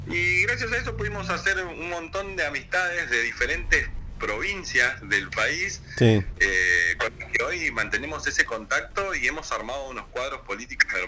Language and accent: Spanish; Gobernador Gregores, Santa Cruz, Argentina; also born or lived in Córdoba; soy nacido en Gobernador Gregores